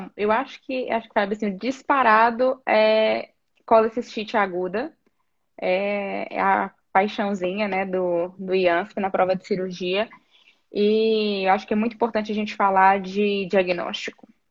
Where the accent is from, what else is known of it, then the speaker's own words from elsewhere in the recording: Teófilo Otoni, Minas Gerais, Brazil; moved away as an adult; also born or lived in Niterói, Rio de Janeiro; now in São Paulo, Brazil; eu sou de Teoflotone, Minas Gerais é, Nordeste de Minas